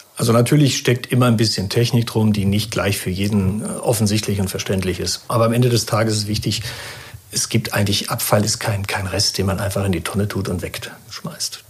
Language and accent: German; Germany; als Deutscher